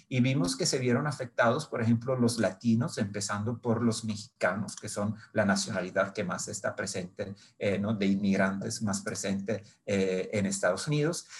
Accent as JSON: {"language": "Spanish", "town": "Brindisi", "region": "Apulia", "country": "Italy", "tie": "born or raised there", "second_language": "Spanish", "moved": "yes", "said": "nací en Italia, en una ciudad que se llama Brindisi"}